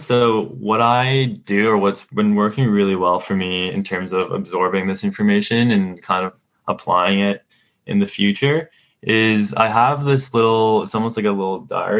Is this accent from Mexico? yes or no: yes; Mexico; now in Canada; When I immigrated to Canada from Mexico, I kind of grew up with my parents being self-starters, starting their own business